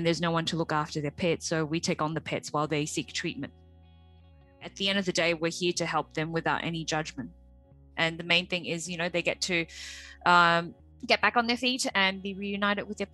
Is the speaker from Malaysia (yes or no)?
yes; Malaysia; moved away as an adult; I came from Malaysia 18 years ago to study. I came here alone.